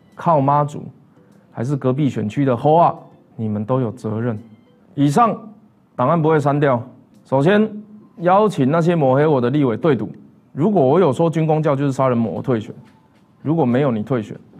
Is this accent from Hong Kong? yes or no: no; Taiwan; 我小时候是在国贸跟争议社区长大的